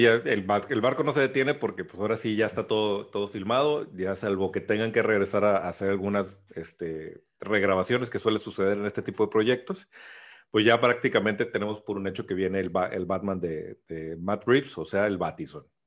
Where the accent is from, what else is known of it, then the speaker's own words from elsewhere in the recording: Mexico; soy mexicano, crecí con Speedy González